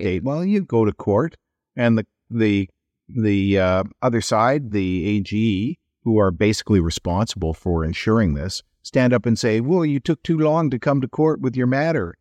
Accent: Edmonton, Alberta, Canada; now in British Columbia, Canada; I come from Edmonton

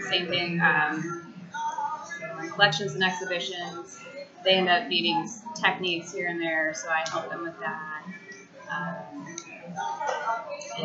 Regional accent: Michigan, United States; moved away as an adult; now in Charlotte, United States; originally I'm from Michigan. Moved in 2008

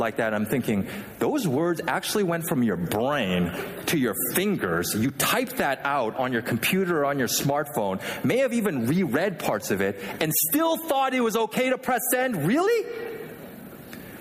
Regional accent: Vancouver, British Columbia, Canada; also born or lived in Philadelphia, United States; now in Michigan, United States; as a kid, I grew up in Vancouver, Canada. Not Vancouver, Washington, but the real Vancouver, Canada

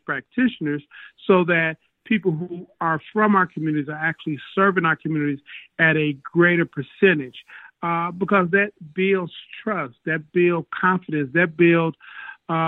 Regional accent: Detroit, Michigan, United States; I grew up in Detroit

